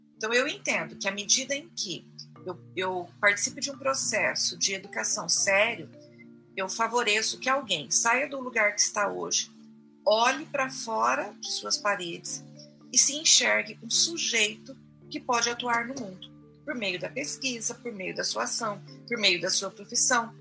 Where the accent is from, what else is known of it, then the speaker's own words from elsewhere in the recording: Fernandópolis, São Paulo, Brazil; moved away as an adult; Eu venho de uma cidade pequena, de Fernandópolis